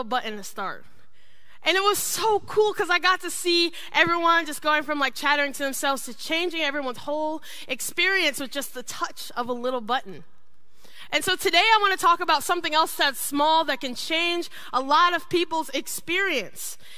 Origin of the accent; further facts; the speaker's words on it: Ohio, United States; I grew up in Ohio, me and my siblings